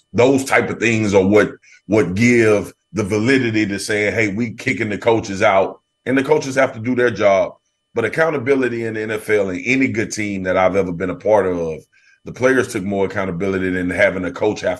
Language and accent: English; Baton Rouge, Louisiana, United States; now in Dallas, United States; I grew up in Baton Rouge, Louisiana, was there all the way throughout college and got drafted, obviously, in Dallas.